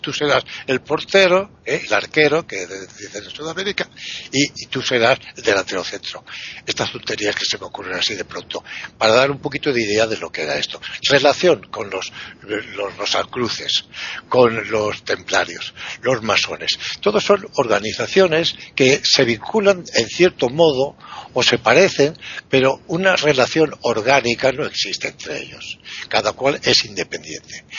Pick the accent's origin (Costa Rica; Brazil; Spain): Spain; yo soy un león español